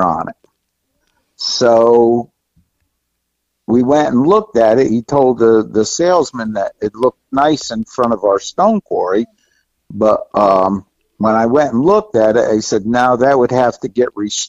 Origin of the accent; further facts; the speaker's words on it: Middletown, New York, United States; I'm from Middletown, New York. I was born and raised here.